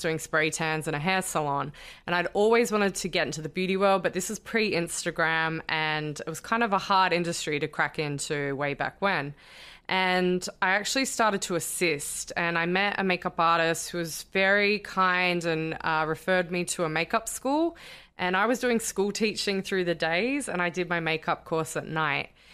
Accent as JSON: {"language": "English", "town": "Sydney", "region": "New South Wales", "country": "Australia", "also_born_or_lived": "London", "moved": "as an adult", "lives_now": "United States", "said": "So I'm Australian and I'm originally from Sydney"}